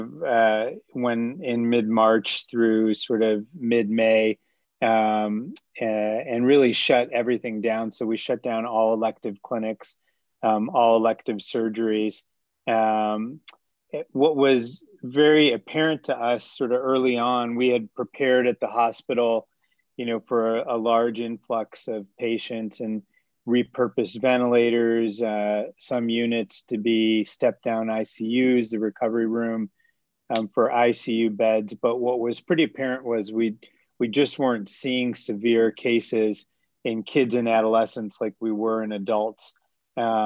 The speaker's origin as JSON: {"language": "English", "town": "Rochester", "region": "New York", "country": "United States", "tie": "born or raised there", "also_born_or_lived": "Durham, North Carolina", "moved": "yes", "lives_now": "Boston, United States", "said": "I grew up in Rochester, New York"}